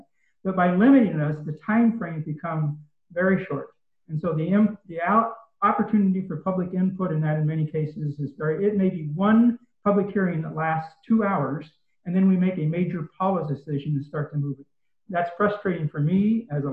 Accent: Northeastern Oregon, United States; now in Springfield, United States; I grew up in Northeastern Oregon

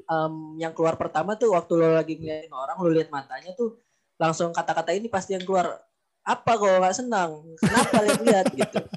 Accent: Medan, North Sumatra, Indonesia; accent: Medan; satu sisi gue mungkin um, tetap mempertahankan diri gue dengan yang medan gue tapi

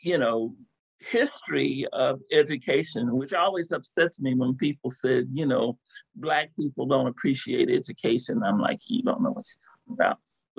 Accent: Texas, United States; also born or lived in Pennsylvania; my mom died very young, and we moved back from Pennsylvania to Texas

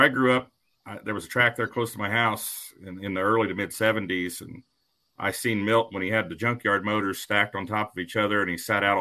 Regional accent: Ohio, United States; I grew up in Ohio.

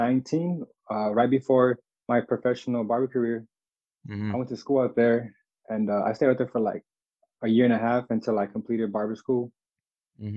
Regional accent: Fontana, California, United States; also born or lived in Pacoima, California / Los Angeles, California; I've lived here like since I was like 8, but I've bounced around the IE like throughout my life

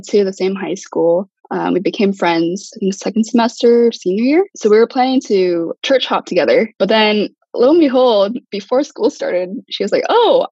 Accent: San Diego, California, United States; moved away as an adult; now in Berkeley, United States; I'm actually from SoCal. I'm from San Diego

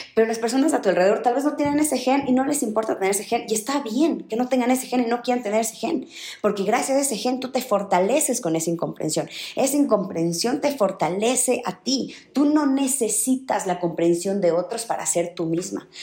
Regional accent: Riobamba, Chimborazo, Ecuador; yo nací en Ruebamba, una ciudad muy chiquita en Ecuador

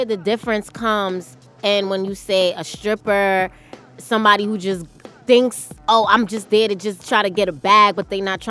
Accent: New York City, New York, United States; I'm from Staten Island.

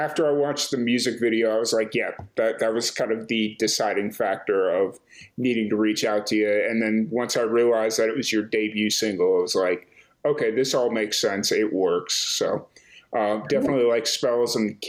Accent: Chicago, Illinois, United States; I'm from Chicago.

